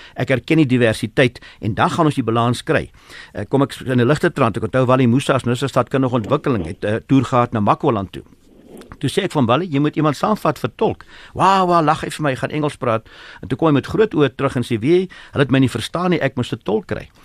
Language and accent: Afrikaans; South Africa; Ek is 'n Suid-Afrikaner